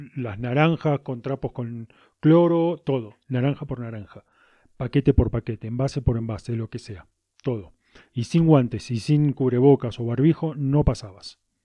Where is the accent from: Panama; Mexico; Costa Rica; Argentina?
Argentina; now in Cusco, Peru; a pesar de mi acento, soy, que soy argentino, vivo en Cusco, Perú